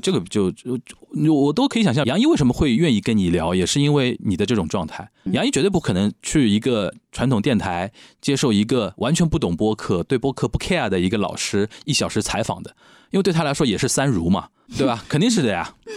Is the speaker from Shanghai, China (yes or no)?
yes; Shanghai, China; 那你用我们上海人的话，侬懂我讲，我懂侬讲